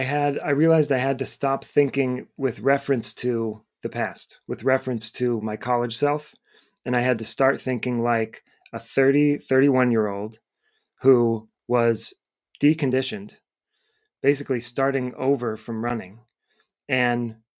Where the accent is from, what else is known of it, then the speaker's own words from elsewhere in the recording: Cleveland, Ohio, United States; moved away as an adult; now in Boston, United States; I moved to Boston from Cleveland, Ohio, where I went to school and grew up.